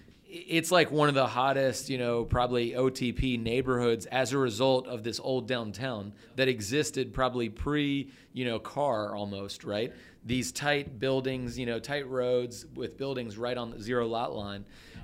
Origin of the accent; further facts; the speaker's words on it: Atlanta, Georgia, United States; my parents still live in the same house I grew up in Dunwoody. I grew up in Atlanta